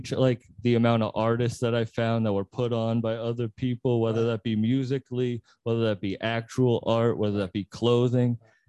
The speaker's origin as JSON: {"language": "English", "region": "Massachusetts", "country": "United States", "said": "I'm from Mass."}